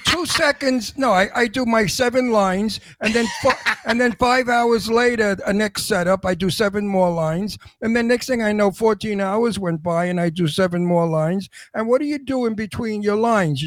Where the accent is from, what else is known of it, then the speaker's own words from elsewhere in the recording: New York City, New York, United States; I was raised in the Brooklyn Projects, the Red Hook Projects